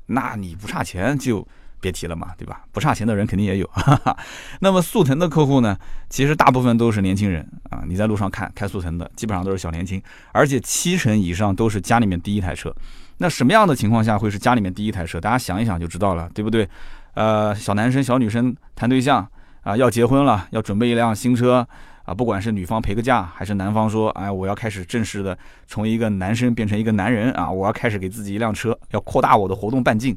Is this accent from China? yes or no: yes; China; 我们中国人